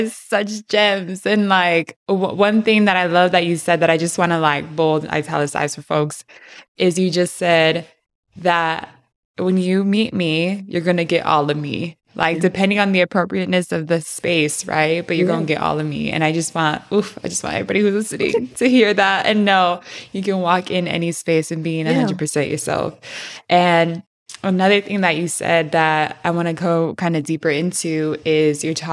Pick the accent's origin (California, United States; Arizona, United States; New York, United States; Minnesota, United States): California, United States; San Diego; Grew up in San Diego, which is the border, right? Between Mexico and California.